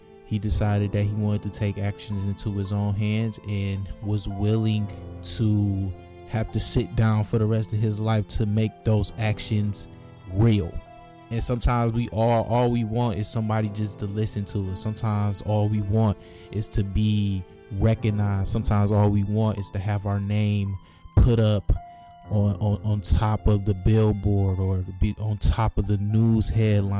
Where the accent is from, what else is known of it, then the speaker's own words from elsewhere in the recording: Michigan, United States; my home state of Michigan